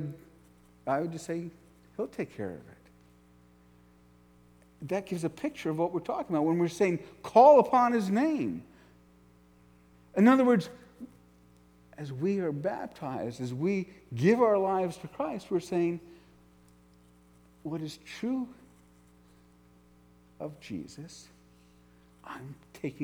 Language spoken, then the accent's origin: English; New York, United States; I grew up in New York, right outside New York City